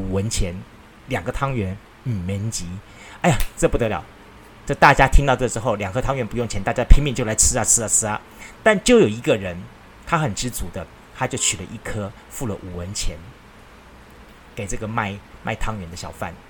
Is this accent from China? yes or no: no; Kaohsiung, Taiwan; 我我小时候是在左营眷村里面的一个老奶奶卖开杂货店老奶奶家带大的。